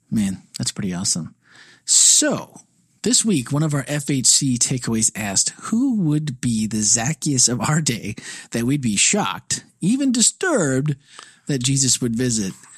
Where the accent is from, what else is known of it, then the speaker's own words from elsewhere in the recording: Midwest, United States; now in Florida, United States; I'm a Midwesterner